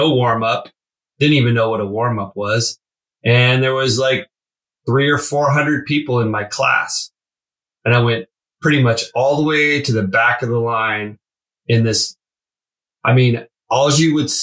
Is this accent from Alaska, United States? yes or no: yes; Alaska, United States; moved away as an adult; now in San Diego, United States; I grew up in Alaska.